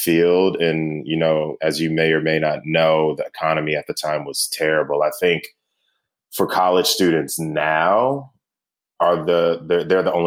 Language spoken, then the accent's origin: English; High Point, North Carolina, United States; also born or lived in Munich / Clarksville, Tennessee; High Point, North Carolina is, I consider it my hometown